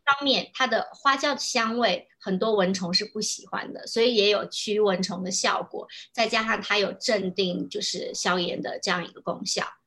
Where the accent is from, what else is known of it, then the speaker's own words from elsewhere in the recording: Sichuan, China; moved away as an adult; also born or lived in Hanzhong, Shaanxi; now in Taiwan; 其实因为身为四川人，那我们的嗯。饮食就是麻辣